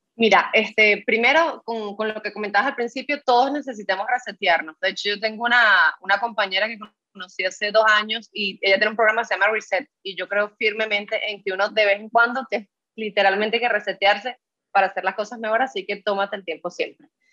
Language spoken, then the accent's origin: Spanish; Venezuela; now in Dominican Republic; en mi país de origen, que es Venezuela